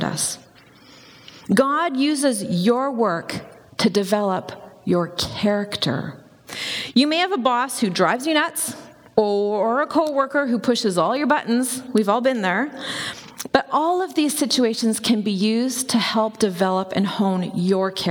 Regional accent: Campbell River, British Columbia, Canada; I grew up in Campbell River, which is on Vancouver Island.

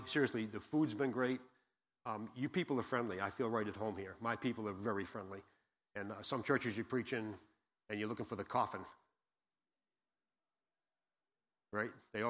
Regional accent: Massachusetts, United States; now in Jackson, United States; I've been in Jackson, like I said, 33 years. I came from Massachusetts, I right near Cape Cod. So if you hear me park my car, don't hold that against me.

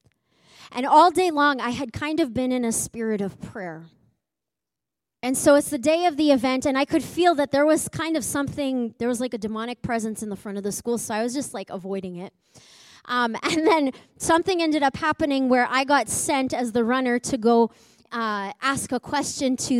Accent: Edmonton, Alberta, Canada; I grew up in Edmonton

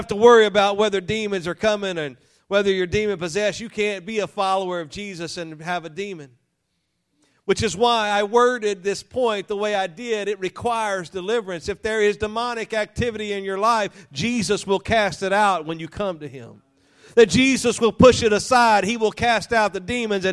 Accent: Louisiana, United States; I was raised in Louisiana, I say unique

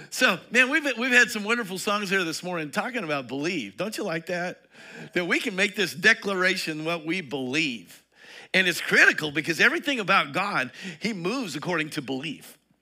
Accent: Eastern Colorado, United States; moved away; I come from Eastern Colorado. We wore overalls out there and hiking boots.

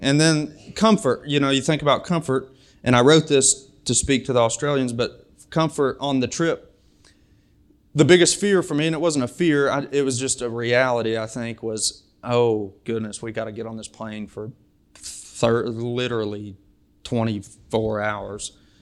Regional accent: Springfield, United States; now in Bellevue; I'm from Springfield, but now my home is in Bellevue

